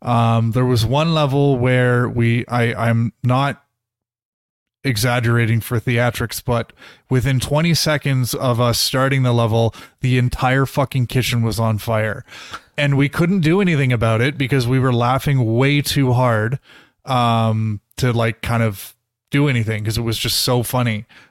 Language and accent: English; Toronto, Ontario, Canada; I grew up in Toronto, so it's kind of fun playing levels and like recognizing the TTC buses and like Casa Loma and stuff like that.